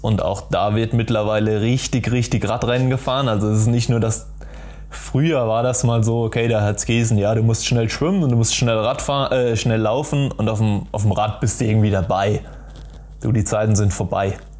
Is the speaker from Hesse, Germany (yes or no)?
yes; Dreieich, Hesse, Germany; also born or lived in Darmstadt; ich bin in Dreiser aufgewachsen